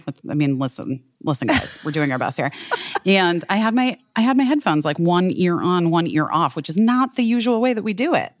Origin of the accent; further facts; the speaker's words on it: Arizona, United States; moved away; also born or lived in Southern California; I grew up in Arizona